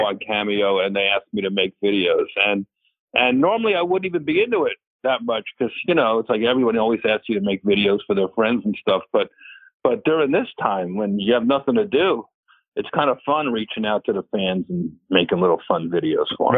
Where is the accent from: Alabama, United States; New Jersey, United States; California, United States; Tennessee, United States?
New Jersey, United States; it's Jersey, my hometown field